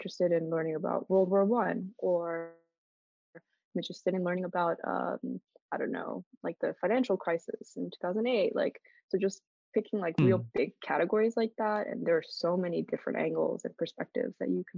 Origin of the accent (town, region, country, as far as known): United States